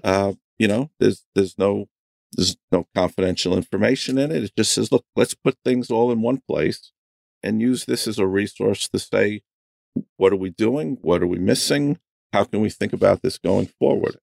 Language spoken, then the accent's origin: English; New York, United States; also born or lived in Cleveland; I grew up in New York